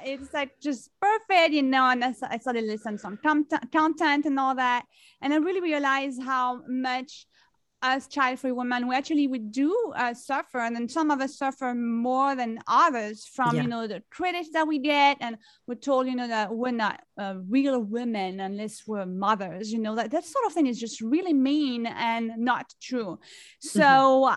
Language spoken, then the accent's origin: English; France; now in New York City, United States; I am originally from France. I grew up in France and I've been living in New York City for many, many years.